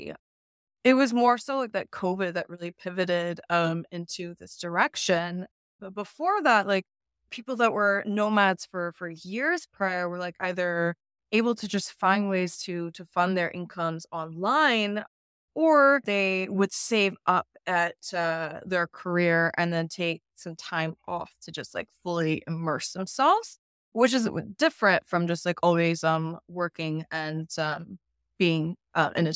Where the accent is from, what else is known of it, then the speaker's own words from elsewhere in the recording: San Antonio, Texas, United States; moved away; I am actually home for a little bit in San Antonio, Texas.